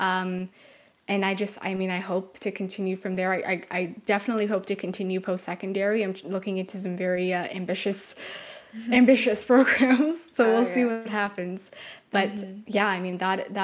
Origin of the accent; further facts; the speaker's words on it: Canada; we're from Canada